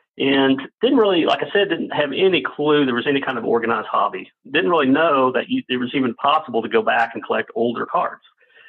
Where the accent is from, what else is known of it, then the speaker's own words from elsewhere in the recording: Dallas, Texas, United States; I grew up in Dallas, like a lot of people know, and growing up in Dallas, and I was born in 64, so growing up in Dallas in the 70s, mainly as a young kid into a teenager